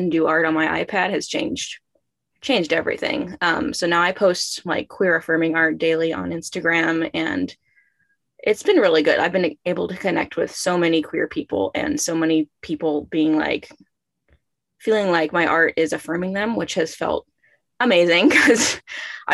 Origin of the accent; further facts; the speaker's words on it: about an hour outside of Seattle, Washington, United States; now in Massachusetts, United States; I grew up about an hour outside of Seattle, Washington